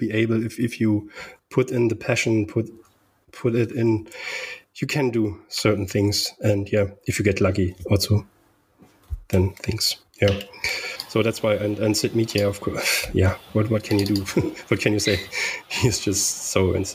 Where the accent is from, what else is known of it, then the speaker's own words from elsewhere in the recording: Germany; growing up in Germany in a little town with 100, a little village with 100 people